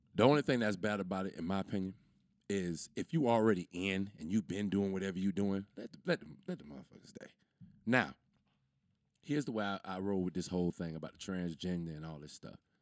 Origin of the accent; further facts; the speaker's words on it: United States; I'm from America